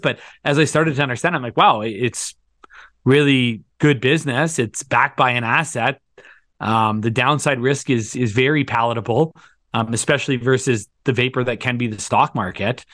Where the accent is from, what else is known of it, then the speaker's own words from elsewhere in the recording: Thunder Bay, Ontario, Canada; moved away as an adult; now in Calgary, Canada; I grew up in Thunder Bay, Ontario, went to university in Ontario, moved out to Calgary in two thousand seven